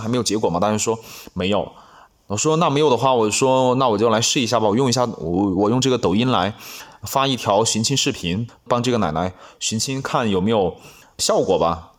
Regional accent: Anlong, Guizhou, China; first language Bouyei; also born or lived in Panzhou, Liupanshui, Guizhou; 我在盘县那边上小学上到五年级，啊，上四年级还是五年，四年级吧，然后就回老家来上五年级

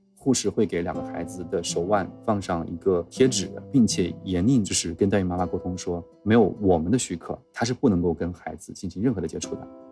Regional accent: Henan, China; moved away; 我老家是一个河南的五线城市

